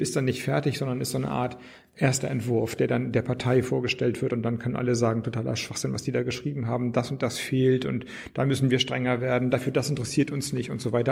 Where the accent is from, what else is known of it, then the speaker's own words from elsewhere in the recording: Flensburg, Schleswig-Holstein, Germany; moved away as an adult; now in Berlin, Germany; aus meiner Heimatstadt Flensburg